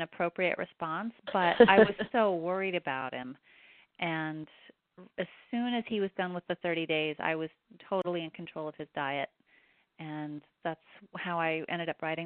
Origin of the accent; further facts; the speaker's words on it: Oregon, United States; I come from Oregon.